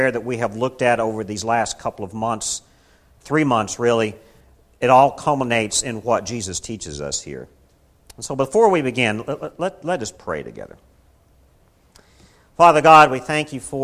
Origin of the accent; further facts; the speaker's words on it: Kingsport, Tennessee, United States; In my childhood growing up in the Baptist church that I grew up in Kingsport, Tennessee